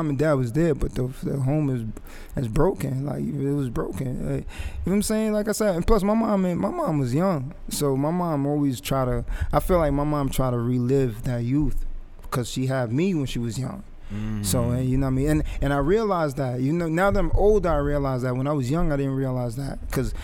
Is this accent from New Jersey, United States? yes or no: yes; Englewood, New Jersey, United States; also born or lived in Jamaica; I grew up in Inglewood